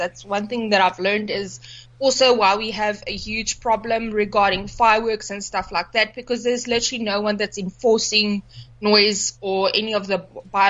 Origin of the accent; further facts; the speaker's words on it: Johannesburg, Gauteng, South Africa; now in Nelspruit, South Africa; I'm not from Nelspruit originally. I came from Joburg, so I bought this house because I was able to keep dogs here.